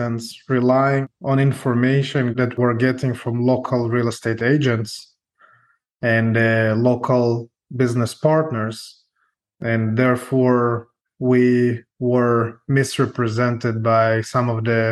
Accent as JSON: {"language": "English", "country": "Israel", "tie": "born or raised there", "also_born_or_lived": "Ukraine", "moved": "yes", "said": "I was born in Ukraine, grew up in Israel, and I was a combat officer in the Israeli army"}